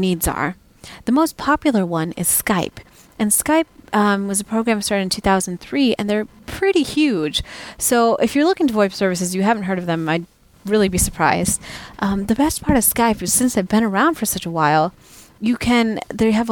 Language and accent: English; United States; moved away as an adult; now in Europe; as an American expat in Europe